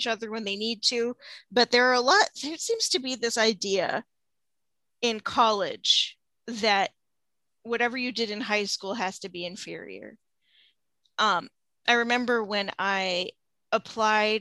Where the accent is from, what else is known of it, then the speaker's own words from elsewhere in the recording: a southern suburb of Seattle, Washington, United States; moved away as an adult; now in Central Illinois, United States; I'm from the Seattle area. I'm from a southern suburb of Seattle.